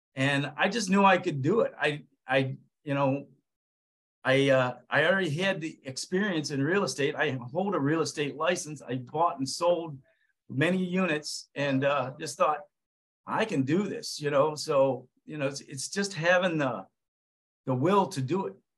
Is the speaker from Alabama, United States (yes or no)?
no; Ohio, United States; bought a 38 unit townhouse complex right here in my hometown of in Ohio